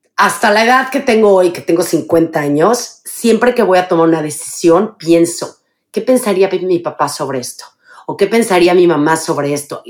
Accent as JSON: {"language": "Spanish", "region": "Mexico City", "country": "Mexico", "tie": "born or raised there", "moved": "as an adult", "said": "Yo nací en la Ciudad de México em, y viví los primeros 25 años de mi vida en la Ciudad de México."}